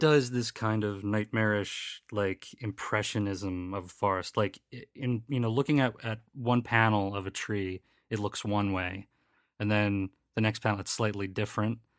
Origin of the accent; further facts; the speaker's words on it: Philadelphia, Pennsylvania, United States; accent: Philly; my Philly accent